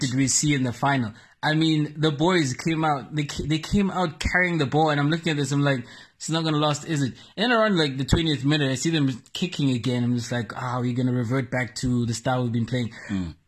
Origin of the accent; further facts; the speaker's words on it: South Africa; as a South African nation